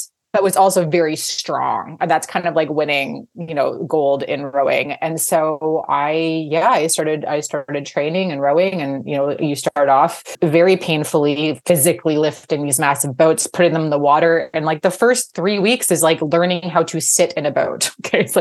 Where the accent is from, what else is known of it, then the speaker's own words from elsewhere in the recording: Vancouver, British Columbia, Canada; I'm from Vancouver, British Columbia